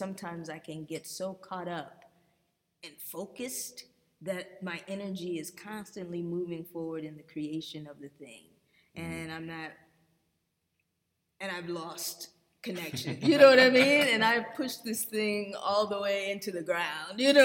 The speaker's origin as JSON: {"language": "English", "town": "Los Angeles", "region": "California", "country": "United States", "tie": "born or raised there", "moved": "yes", "lives_now": "Atlanta, United States", "said": "I grew up in Los Angeles"}